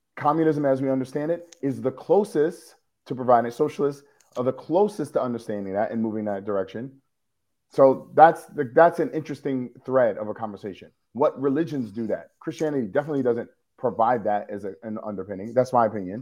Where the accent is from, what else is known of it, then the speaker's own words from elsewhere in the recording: New York City, New York, United States; I am a New Yorker